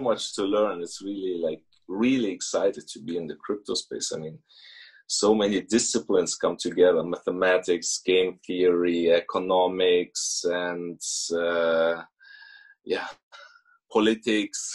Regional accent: Germany; moved away as an adult; also born or lived in Russia; now in Switzerland; we moved to Germany when I was five. So basically, I grew up in Germany

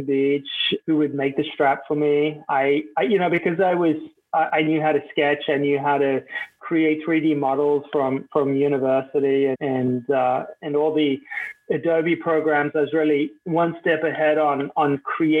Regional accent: Cape Town, Western Cape, South Africa; I grew up in Cape Town, and the vast majority of my childhood memories are from being on a beach

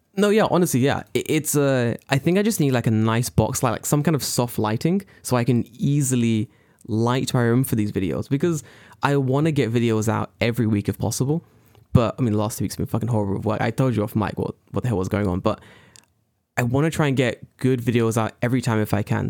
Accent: London, United Kingdom; moved away; I'm from London.

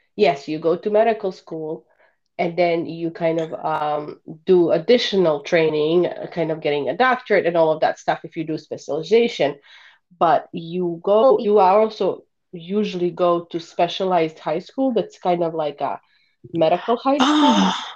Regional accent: Bosnia & Herzegovina; English is a second language; moved away as an adult; now in Chicago, United States; I currently live just outside of Chicago with my family, and I am originally from Bosnia. I moved to US at the age of 19 to go to college

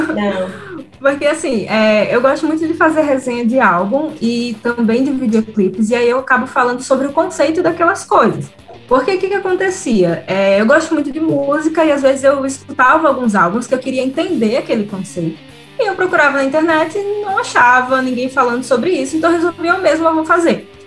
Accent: Northeast Region, Brazil; accent: nordestino; also born or lived in Rio de Janeiro; eu sou uma mulher nordestina falando de rock. Então, assim, sempre tem crítica com relação ao meu sotaque

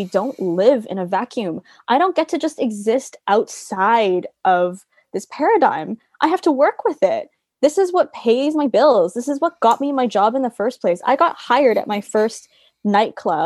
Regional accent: Toronto, Ontario, Canada; now in London, United Kingdom; I grew up in Toronto, and where I grew up is like a very sort of heavily Asian community

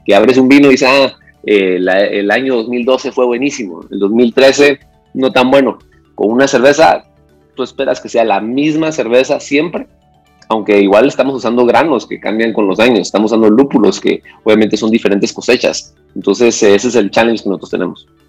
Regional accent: Antigua Guatemala, Sacatepéquez, Guatemala; yo soy de Antigua Guatemala

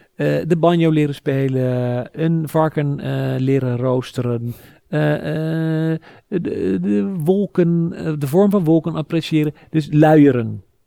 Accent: Sassenheim, South Holland, Netherlands; now in Amsterdam, Netherlands; ik ben opgegroeid in Sassenheim, in de Bollestreek

